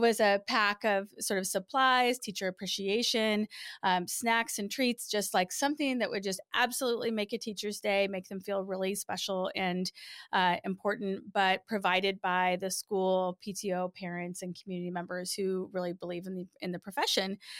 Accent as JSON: {"language": "English", "region": "Nebraska", "country": "United States", "tie": "born or raised there", "moved": "as an adult", "said": "I grew up in Nebraska."}